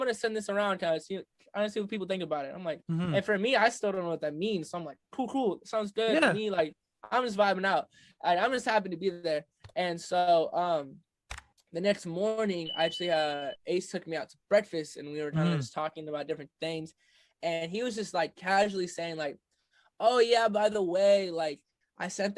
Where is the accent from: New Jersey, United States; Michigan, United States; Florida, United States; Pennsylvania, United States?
Michigan, United States; Midland; I'm from Michigan, and when I'm from Michigan, there's not a whole lot of music culture.